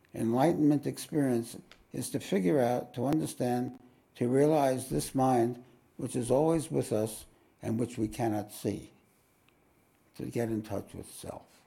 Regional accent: New York, United States; now in Australia; I'm from New York.

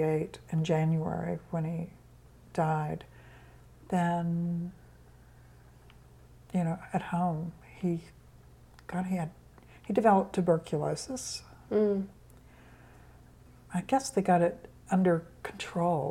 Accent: Tennessee, United States; also born or lived in Indiana; I was born in Indiana. We moved to Tennessee, actually, when I was 10. Well, 9

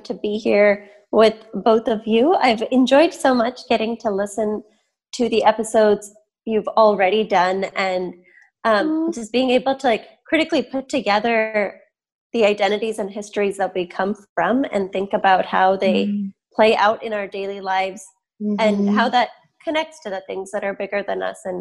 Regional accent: Michigan, United States; I grew up in Michigan. My parents moved here before I was born.

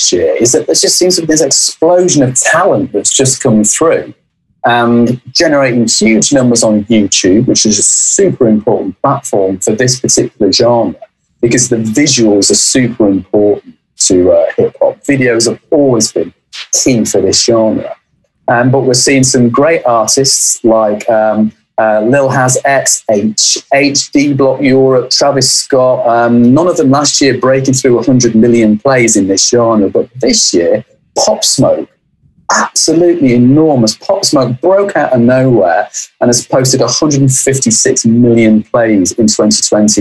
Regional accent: Manchester, North West England, United Kingdom; I come from Manchester

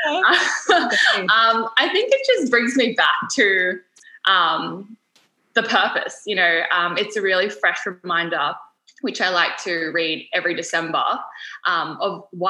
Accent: Sydney, New South Wales, Australia; moved away as an adult; now in Gold Coast, Australia; I was born and raised in Sydney, moved up to the Gold Coast to start studying medicine.

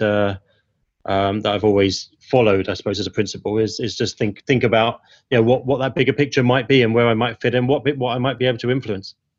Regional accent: Ilford, London, United Kingdom; now in Hong Kong; growing up in Ilford

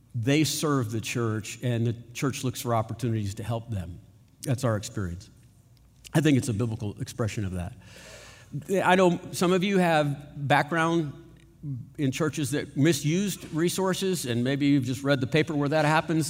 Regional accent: United States; we're American

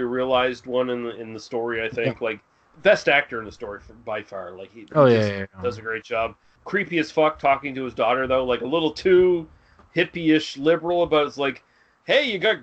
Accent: Canada; me as a Canadian

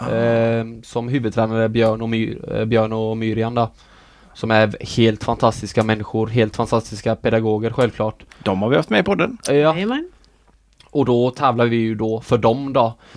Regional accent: Sweden; born there; jag ville representera det landet som jag är född i liksom. Utan jag vill inte representera Norge för jag är ju inte norsk.

